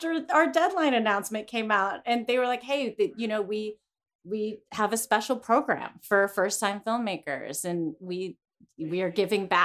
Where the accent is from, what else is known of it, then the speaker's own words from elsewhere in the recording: Greensburg, Pennsylvania, United States; now in Los Angeles, United States; my hometown of Greensburg